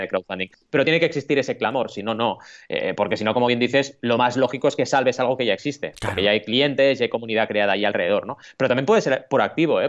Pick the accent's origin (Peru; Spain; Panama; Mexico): Spain; Catalonia; also born or lived in Argentina; nací en Argentina, ¿vale? Y, llegué aquí a los ocho años y digo catalanadas